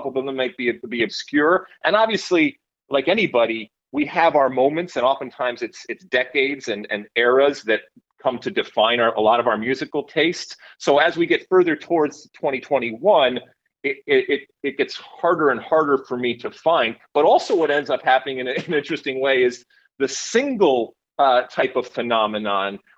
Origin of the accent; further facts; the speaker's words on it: Detroit, Michigan, United States; also born or lived in Athens, Greece; I grew up in Detroit, and I grew up going back and forth between Detroit and Athens, Greece